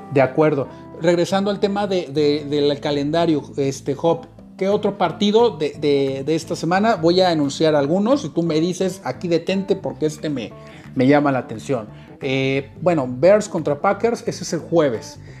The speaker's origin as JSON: {"language": "Spanish", "country": "Mexico", "said": "nosotros como mexicanos"}